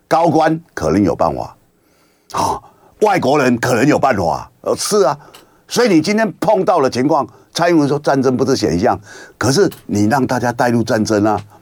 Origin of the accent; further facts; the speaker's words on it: Kinmen, Fujian Province, Taiwan; 我是金门人